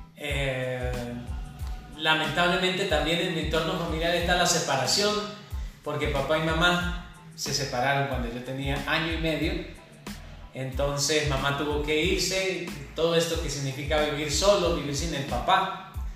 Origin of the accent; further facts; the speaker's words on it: Mogotes, Santander, Colombia; moved away; also born or lived in Sabana de Torres; cuando yo me fui de Mogotes yo decía, no, pero este peladero, este pueblito tan chiquito